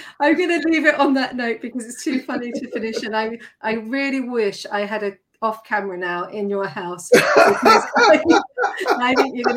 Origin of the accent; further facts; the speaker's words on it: Surrey, South East England, United Kingdom; moved away as an adult; also born or lived in Scotland / Yorkshire / London; I grew up in Surrey.